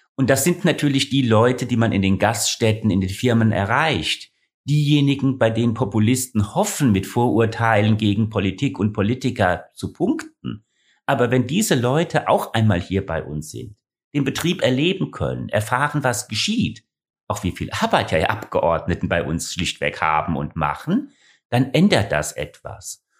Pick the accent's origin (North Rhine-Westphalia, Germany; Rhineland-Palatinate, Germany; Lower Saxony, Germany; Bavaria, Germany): Rhineland-Palatinate, Germany; Ingelheim; moved away as an adult; now in Hesse, Germany; Ursprünglich stamme ich aber aus Ingelheim, hier ganz in der Nähe von Mainz.